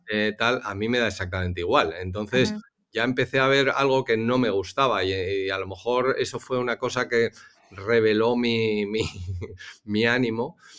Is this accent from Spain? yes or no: yes; Spain; moved away as an adult; yo soy el, primer español